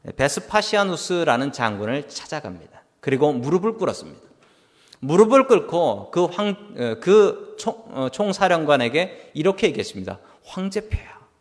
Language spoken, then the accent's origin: Korean; South Korea; now in United States; 나는 미국에서 살아가는 한국인이다